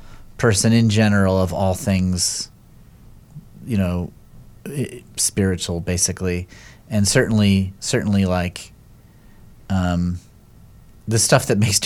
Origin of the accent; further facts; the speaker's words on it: Connecticut, United States; also born or lived in New York City; I grew up in Connecticut, and then I lived in New York City for like 17 years.